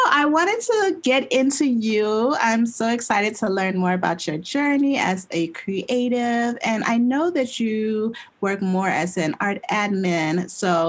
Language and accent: English; suburbs of Chicago, Illinois, United States; born or raised there